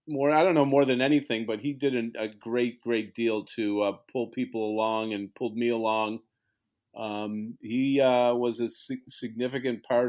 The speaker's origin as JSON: {"language": "English", "town": "Kenmore", "region": "New York", "country": "United States", "tie": "born or raised there", "also_born_or_lived": "Buffalo, New York", "said": "I'm back in Kenmore."}